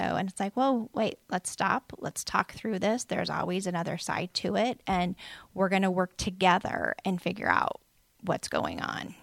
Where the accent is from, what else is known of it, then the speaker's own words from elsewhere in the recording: Lafayette, Indiana, United States; grew up in Lafayette